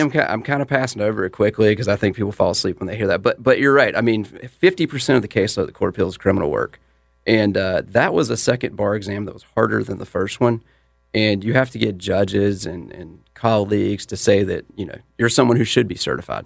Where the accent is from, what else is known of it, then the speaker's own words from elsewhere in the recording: Mint Hill, North Carolina, United States; I'm from Mint Hill